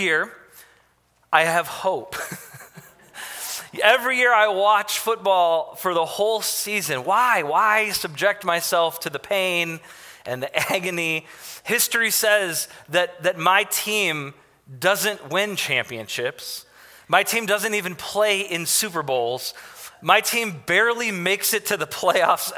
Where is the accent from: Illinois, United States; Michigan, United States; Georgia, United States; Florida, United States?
Michigan, United States; Detroit; I grew up in Detroit